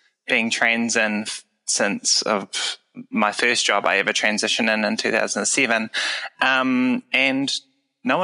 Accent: Waikato, New Zealand; also born or lived in Wellington region; now in Wellington, New Zealand; I'm a New Zealander. I've lived here all my life. I was born in the Waikato region, and I now live in the Wellington region

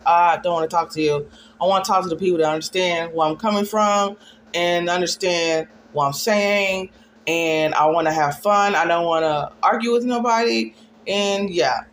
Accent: Dallas, Texas, United States; I'm from Dallas, Texas

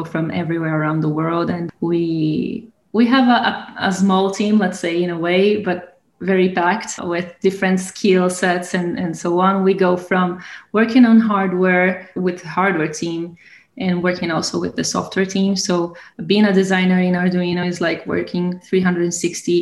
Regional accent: Brazil; moved away as an adult; now in Italy; I'm from Brazil.

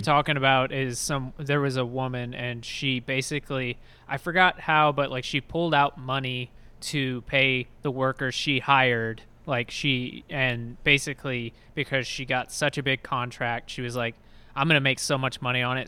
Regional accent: Texas, United States; I'm from Texas

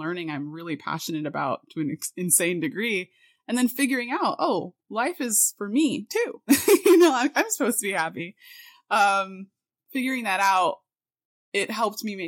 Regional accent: Miami, Florida, United States; I was born and raised in South Florida, Miami, Florida

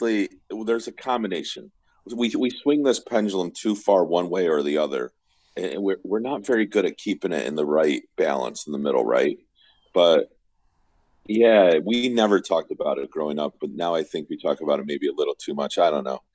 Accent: Herkimer, New York, United States; now in Capital Region, New York, United States; I grew up in Herkimer, and we didn't have MTV

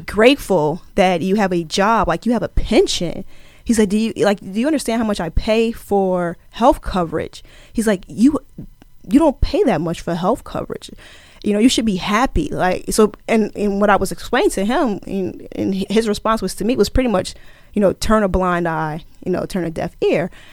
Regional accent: Plainfield, New Jersey, United States; also born or lived in Camden, New Jersey; I am originally from Plainfield, New Jersey

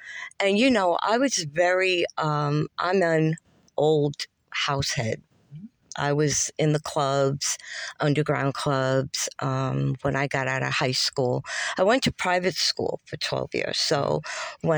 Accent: New York City, New York, United States; moved away as an adult; also born or lived in Long Island, New York; now in Charlotte, United States; I grew up in Queens

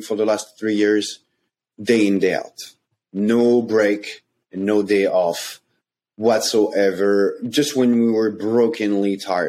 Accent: France; I came from France.

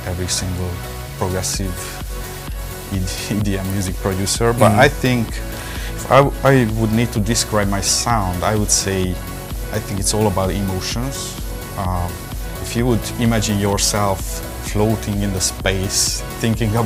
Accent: Hungary; I grew up in Hungary

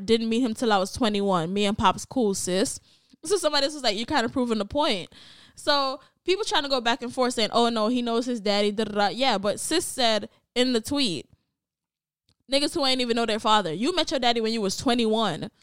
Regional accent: Jamaica; as a Jamaican

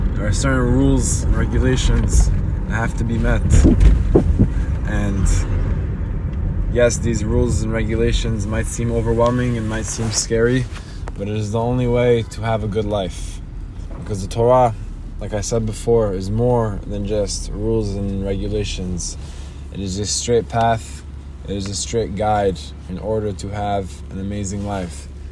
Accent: Israel; now in United States; I, I grew up in Israel with a family that was not so Shabbat observant.

